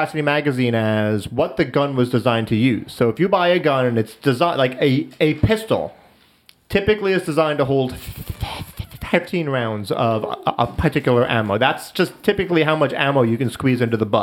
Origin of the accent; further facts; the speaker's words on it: United States; as an American, as Americans